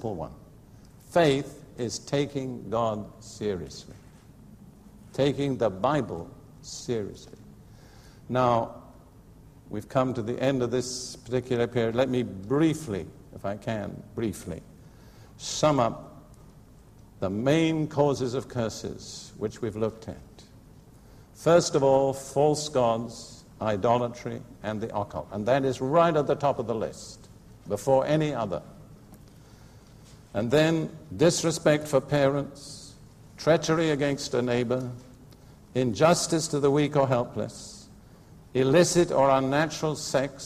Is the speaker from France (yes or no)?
no; United Kingdom; I'm British right to the core. About my own nation, Britain